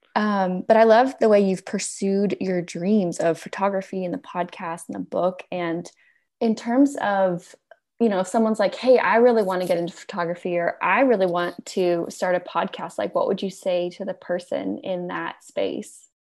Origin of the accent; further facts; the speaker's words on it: Alabama, United States; moved away; also born or lived in New York City; I grew up in Alabama